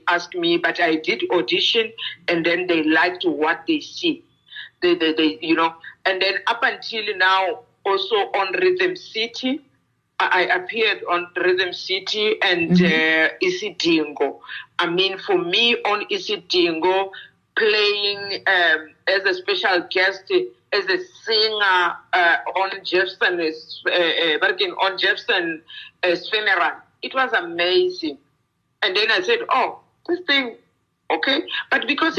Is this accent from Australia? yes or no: no; South Africa; English is a second language; they allowed me to use my mother tongue language, though my language is not officially in South Africa.